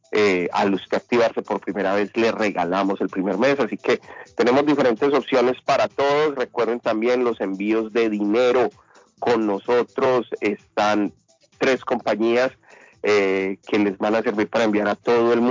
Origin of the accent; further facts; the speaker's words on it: Honduras; De Honduras, soy hondureño 100%. Yo soy hondureño 100%, amigo.